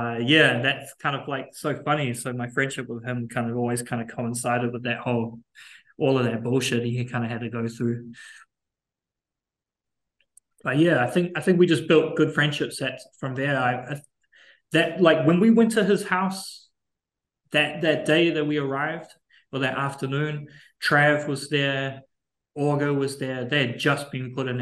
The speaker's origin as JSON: {"language": "English", "region": "Auckland", "country": "New Zealand", "tie": "born or raised there", "moved": "as an adult", "lives_now": "United States", "said": "the mentality that I grew up with in Auckland"}